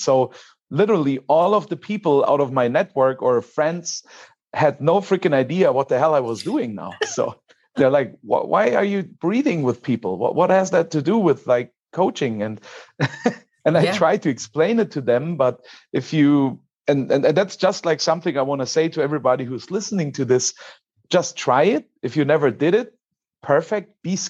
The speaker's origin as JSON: {"language": "English", "country": "Germany", "said": "So I go even a step back more, because I'm from Germany."}